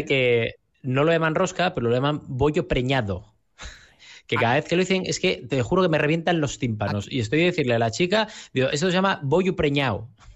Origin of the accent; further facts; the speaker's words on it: Gijón, Asturias, Spain; como gijonés y como asturiano